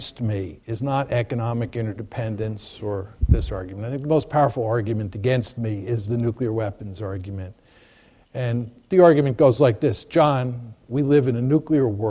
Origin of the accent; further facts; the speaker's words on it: United States; as an American